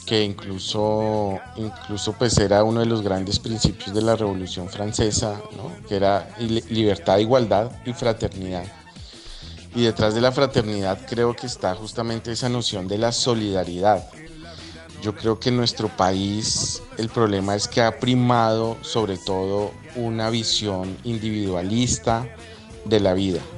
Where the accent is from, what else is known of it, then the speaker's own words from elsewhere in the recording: Colombia; en una sociedad como la colombiana, no tratar a los demás igual, de, manera eh, equitativa, igualitaria por su, por su condición social, me parece que, que está también en la base de muchas de las, de las violencias que, que vivimos en nuestro país.